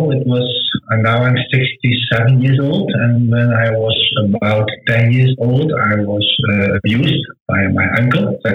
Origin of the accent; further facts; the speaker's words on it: Netherlands; English is a second language; I want to excuse for my bad English because I'm not from England. I'm just a Dutch guy, a Dutch boy. So sometimes maybe my, my English is not so good.